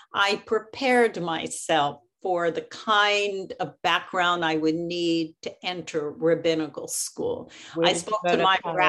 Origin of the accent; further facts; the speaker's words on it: Philadelphia, Pennsylvania, United States; I grew up in Philadelphia, and I belong to Congregation Knesset Israel, which was a Reform congregation.